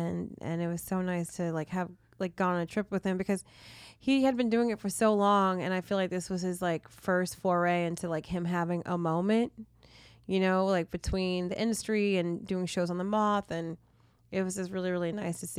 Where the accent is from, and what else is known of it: New Jersey, United States; born or raised there